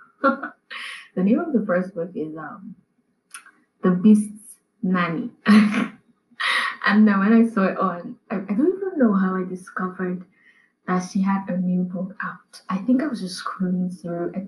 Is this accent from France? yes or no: no; Nigeria; as a Nigerian